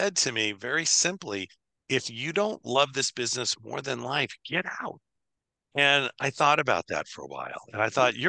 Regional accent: Los Angeles, California, United States; born and raised in LA, which I love growing up in Los Angeles

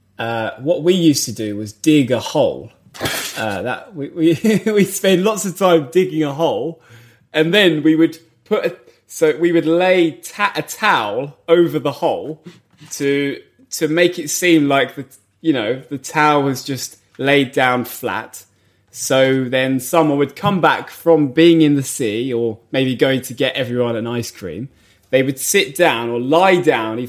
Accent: England, United Kingdom; as English people

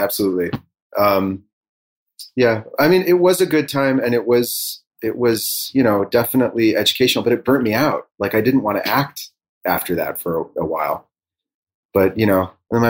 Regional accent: Elmhurst, Illinois, United States; also born or lived in Bloomington, Illinois; I grew up in a suburb of Chicago

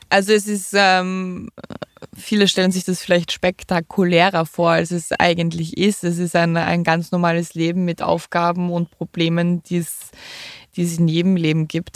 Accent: Austria; bei uns in Österreich

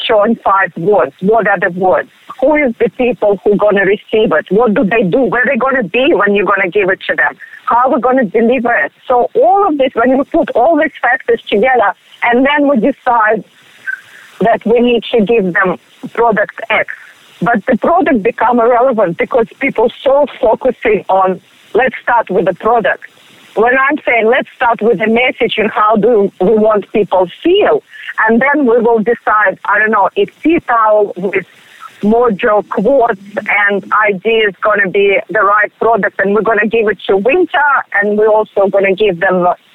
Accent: Russia; English is a second language; moved away as an adult; now in Australia; originally I am from Russia

